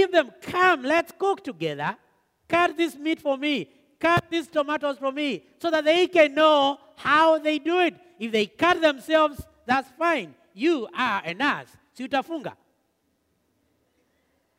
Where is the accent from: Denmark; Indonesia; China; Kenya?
Kenya; moved away; we came from Kenya